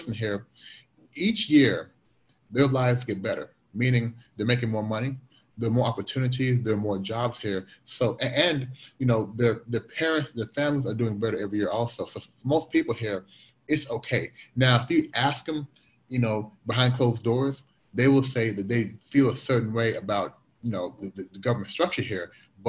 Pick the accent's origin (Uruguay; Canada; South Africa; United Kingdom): Canada; Cliff, I am Canadian. I am a Canadian citizen.